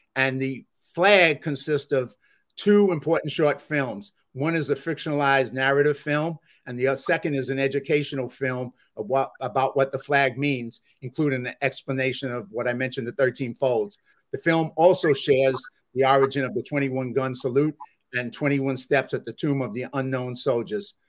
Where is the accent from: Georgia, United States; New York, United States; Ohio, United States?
New York, United States; New York City; I'm from the Bronx